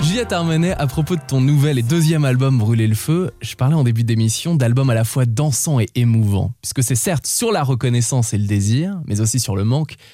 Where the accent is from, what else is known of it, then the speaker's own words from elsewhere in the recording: France; chez nous en France